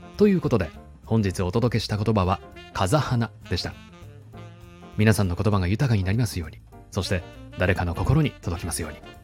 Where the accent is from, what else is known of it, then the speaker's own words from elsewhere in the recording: Shizuoka, Japan; 私のふるさとは静岡県なんですが